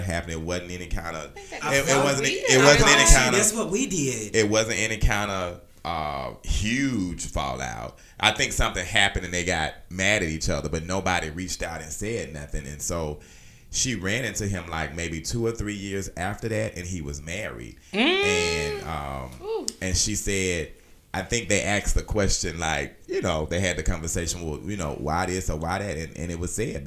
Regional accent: Alabama, United States; Me being from Alabama

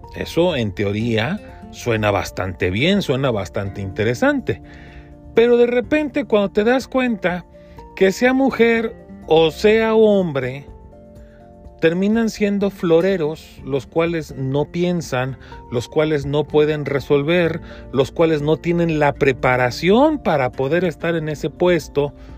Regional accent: Mexico; como, mexicano

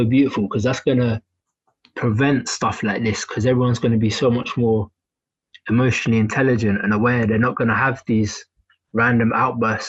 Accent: England, United Kingdom; I've been born and raised in England

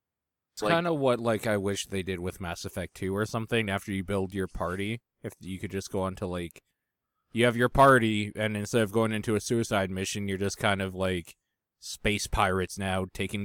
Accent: Canada; And I'm wondering if it's because I'm Canadian, like in Canada.

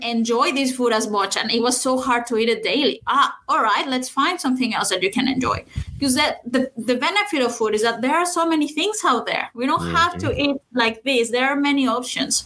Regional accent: Saltillo, Coahuila, Mexico; my hometown in Saltillo, which is in Mexico.

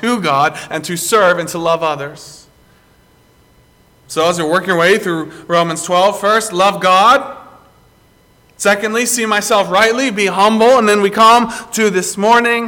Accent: South Carolina, United States; moved away; I grew up down in general Tar Heel country, growing up in South Carolina

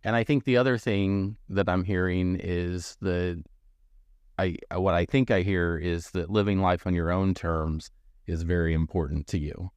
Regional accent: Missouri, United States; moved away; I grew up in Missouri, more you know, closer to a metropolitan area.

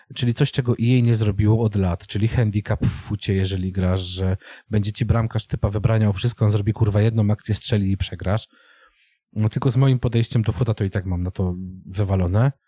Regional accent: Częstochowa, Silesian Voivodeship, Poland; ja jestem człowiekiem z Częstochowy

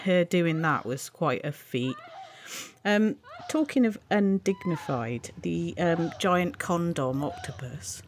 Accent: United Kingdom; I'm British

